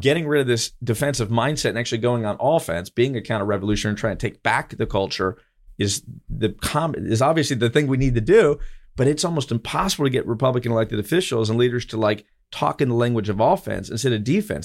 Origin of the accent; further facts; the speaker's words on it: Eustis, Florida, United States; in my hometown of Eustis